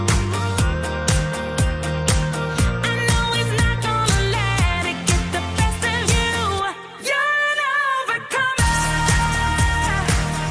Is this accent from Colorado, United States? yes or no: yes; Colorado Springs, Colorado, United States; now in Alaska, United States; I grew up in Colorado Springs